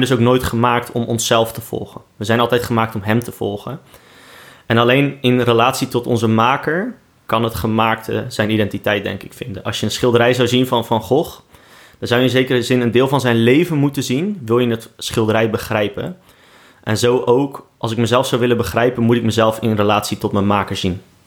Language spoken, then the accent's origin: Dutch; Rotterdam, South Holland, Netherlands; Ik ben Rotterdammer in hart en nieren